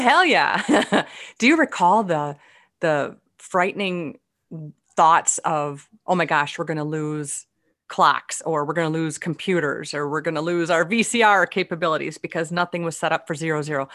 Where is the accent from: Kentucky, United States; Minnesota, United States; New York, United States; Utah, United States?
Minnesota, United States; they can figure out where I'm from by the way I speak. It's pretty obvious I'm from Minnesota